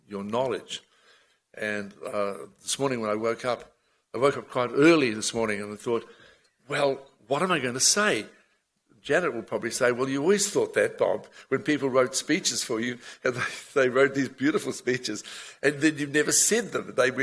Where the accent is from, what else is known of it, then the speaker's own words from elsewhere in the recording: Auckland, New Zealand; I was born in Ponsonby and moved west, of which I found such an irresistible urge to be a Westie